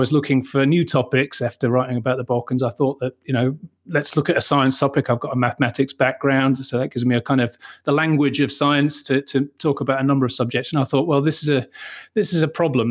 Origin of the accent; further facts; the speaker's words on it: Manchester, North West England, United Kingdom; now in Austria; I'm a British journalist born in Manchester